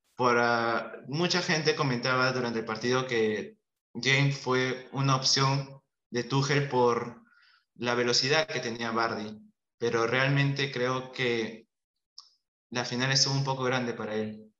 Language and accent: Spanish; Peru; como peruano